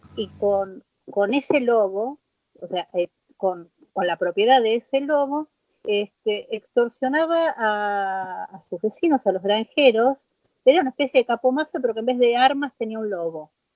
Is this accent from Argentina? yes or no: yes; Argentina; soy argentina